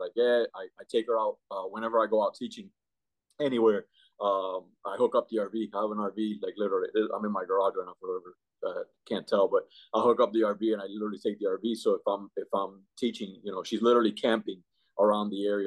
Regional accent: Miami, Florida, United States; also born or lived in Cuba; now in Jacksonville, United States; I grew up and raised in Miami. All the schooling was in Miami

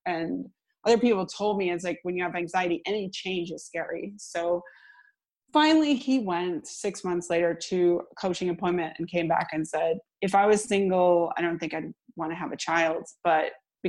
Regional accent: Seattle, Washington, United States; moved away as an adult; now in Sweden; I'm from the Seattle area in the US

